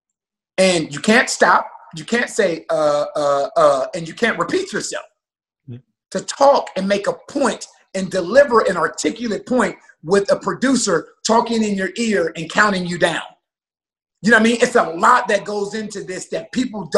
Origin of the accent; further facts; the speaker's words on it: Columbus, Ohio, United States; I grew up in the inner city of Columbus, Ohio, a block away from the projects